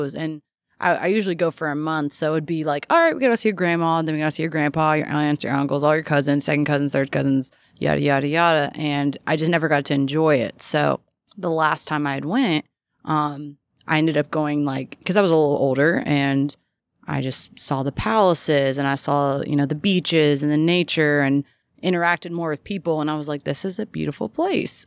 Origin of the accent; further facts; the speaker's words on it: Louisville, Kentucky, United States; born and raised here